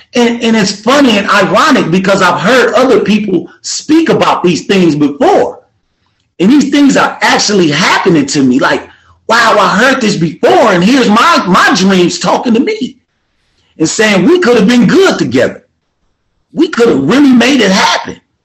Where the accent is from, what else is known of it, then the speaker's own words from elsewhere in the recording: Milwaukee, Wisconsin, United States; I'm from Milwaukee, Wisconsin.